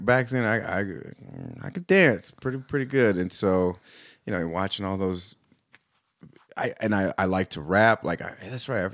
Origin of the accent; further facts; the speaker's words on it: Los Angeles, California, United States; also born or lived in Orange County, California; I moved from Los Angeles to Orange County.